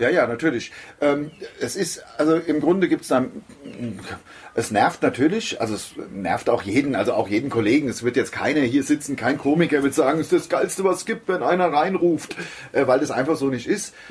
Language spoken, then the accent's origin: German; Hesse, Germany; Das ist ja meine Heimat. Also ich wohne hier, ich bin hier. Hier sind wir groß geworden, äh, in jeder Beziehung. Ich bin hier in die Schule gegangen, bin also als Kind hier groß geworden, hab meine Jugend hier verbracht